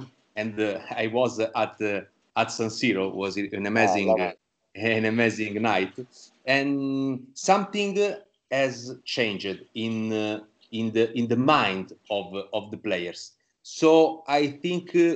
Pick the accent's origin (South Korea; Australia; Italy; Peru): Italy; Rome, Lazio; from Rome